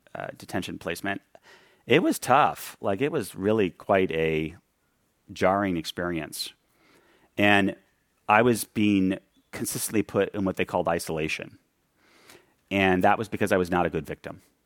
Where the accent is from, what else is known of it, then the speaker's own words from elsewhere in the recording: New York City, New York, United States; When I grew up in New York City